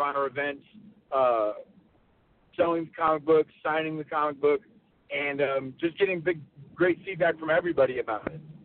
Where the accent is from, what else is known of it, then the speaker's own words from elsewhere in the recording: North Carolina, United States; I grew up in North Carolina.